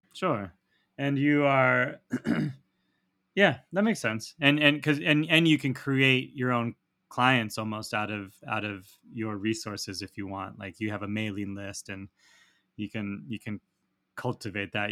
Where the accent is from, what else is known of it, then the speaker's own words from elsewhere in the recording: Santa Barbara, California, United States; I am from Santa Barbara, California